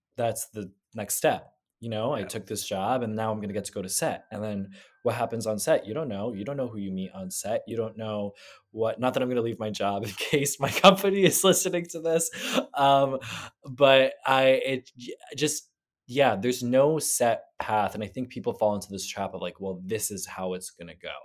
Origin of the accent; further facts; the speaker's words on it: New Jersey, United States; now in New York, United States; I am from New Jersey